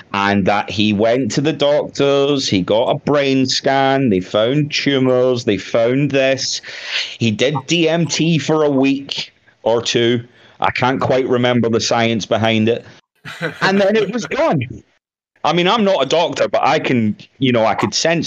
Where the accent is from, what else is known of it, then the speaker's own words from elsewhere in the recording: Scotland, United Kingdom; I'm Scottish